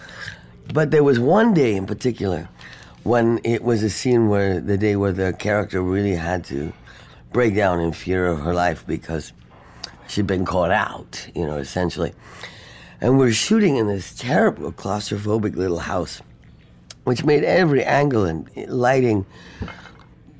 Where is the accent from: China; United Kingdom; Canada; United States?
United Kingdom; London; moved away as an adult; I grew up in London